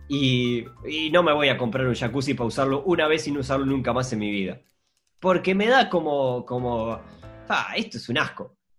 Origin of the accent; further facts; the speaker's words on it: Montevideo, Uruguay; nosotros somos montevideanos, nosotros vivimos en una ciudad